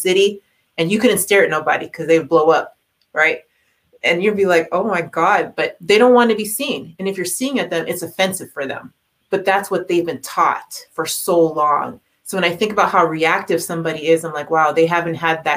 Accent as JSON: {"language": "English", "town": "Toronto", "region": "Ontario", "country": "Canada", "tie": "born or raised there", "said": "growing up in Toronto"}